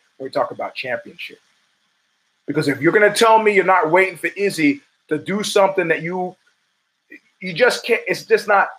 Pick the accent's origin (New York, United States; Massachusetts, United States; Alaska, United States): New York, United States; I'm a New Yorker. This vibe is familiar to me.